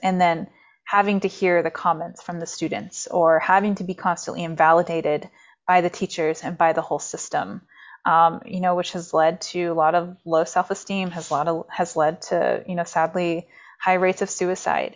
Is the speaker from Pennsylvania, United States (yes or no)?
no; Maine, United States; also born or lived in reservation (unnamed); I grew up there for the first nine years of my life, but I grew up in Maine, very, in a very, um, rural